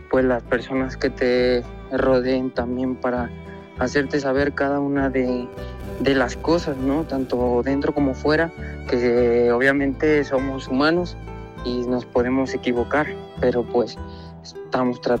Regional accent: Morelia, Michoacán, Mexico; Se ha anunciado la corrida de aquí de mi tierra en Morelia en febrero

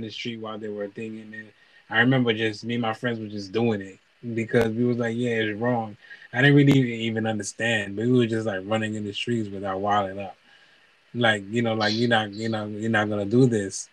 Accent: New York City, New York, United States; moved away; also born or lived in Massachusetts / Haiti; growing up in New York and Brooklyn

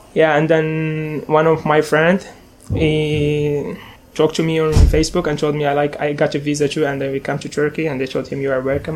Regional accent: Skikda, Skikda Province, Algeria; English is a second language; moved away as an adult; I am 23 years old. I'm from Algeria.

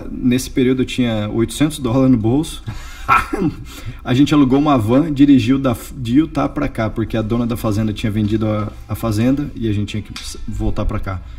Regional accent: Bauru, São Paulo, Brazil; moved away as an adult; now in United States; Eu sou do interior de São Paulo, de Bauru.

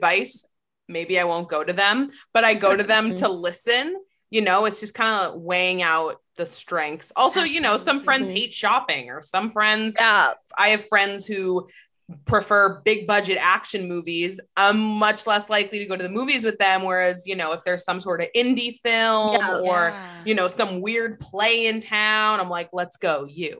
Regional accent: Massachusetts, United States; now in Toronto, Canada; I'm from Massachusetts, but I live in Toronto.

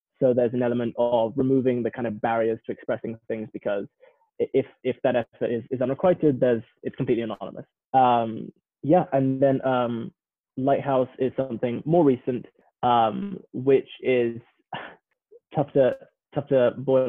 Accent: London, United Kingdom; accent: English; moved away as an adult; also born or lived in Midlands, England; now in Palo Alto, United States; So I am from and have grown up in London

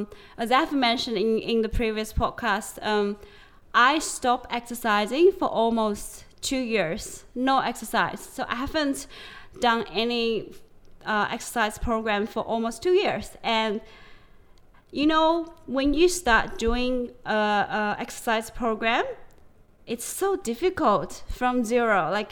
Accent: China; like from when I grew up like back in China, it's very common to hang your clothes in the sun.

